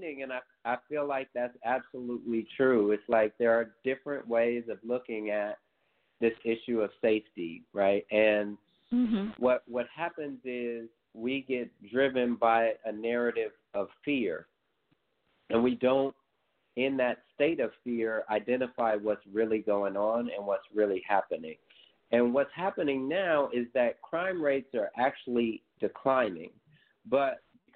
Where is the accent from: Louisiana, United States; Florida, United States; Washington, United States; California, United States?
California, United States; Oakland; growing up in East Oakland